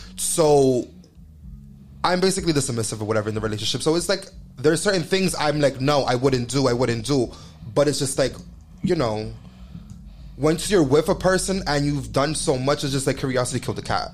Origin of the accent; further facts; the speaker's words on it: New York, United States; We're from New York, and um, like we're raised like that.